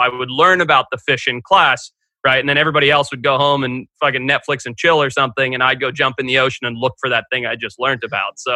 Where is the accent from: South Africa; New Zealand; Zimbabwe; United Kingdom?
Zimbabwe; also born or lived in California; now in Santa Barbara, United States; growing up in Zimbabwe. And then when I moved to California